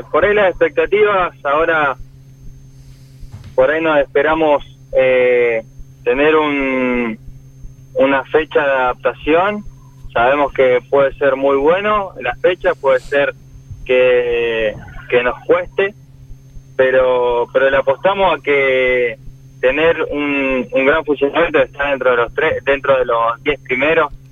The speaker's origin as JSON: {"language": "Spanish", "town": "Villa Regina", "region": "Río Negro", "country": "Argentina", "said": "De Villa Regina."}